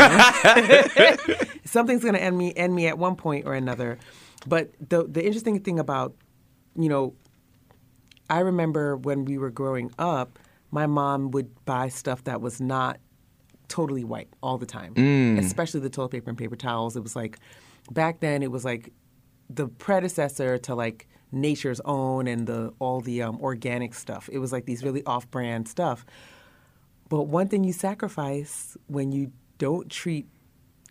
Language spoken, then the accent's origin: English; Palm Beach, Central Florida, United States; I remember when I was younger in my home, we grew up in Palm Beach, Central Florida.